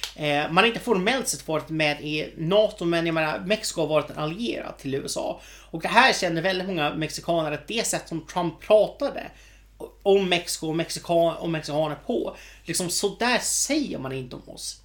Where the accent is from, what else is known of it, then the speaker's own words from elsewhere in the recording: Sweden; vi är svenskar